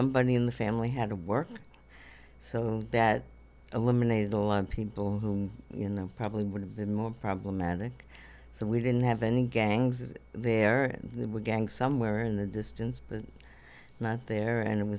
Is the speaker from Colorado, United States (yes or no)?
no; Coney Island, New York, United States; also born or lived in Borough Park; In Brooklyn, Jewish, very Jewish. Now it's even more Orthodox.